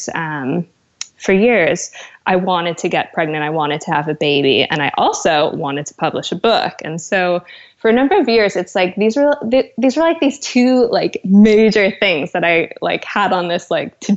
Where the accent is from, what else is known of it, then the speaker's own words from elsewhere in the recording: West Coast, United States; moved away as an adult; now in London, United Kingdom; we're West Coast people